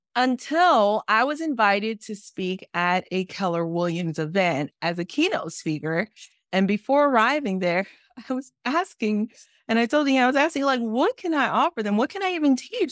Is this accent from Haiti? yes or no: yes; Haiti; I'm the girl from Haiti